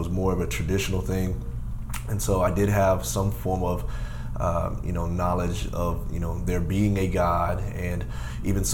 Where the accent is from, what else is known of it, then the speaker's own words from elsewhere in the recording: Dayton, Ohio, United States; I was born and raised here in Dayton, Ohio